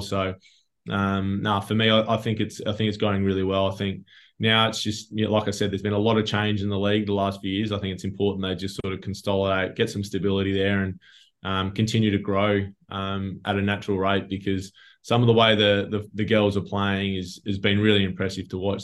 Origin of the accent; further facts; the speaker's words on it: Yorke Peninsula, South Australia, Australia; we grew up together on York Peninsula